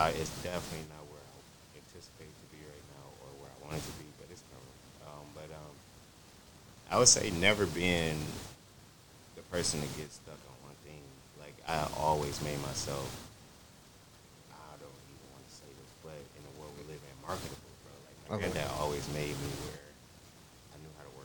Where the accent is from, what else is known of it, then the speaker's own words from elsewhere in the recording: Pontiac, Michigan, United States; also born or lived in Detroit, Michigan; born and raised in Pontiac, split in between Detroit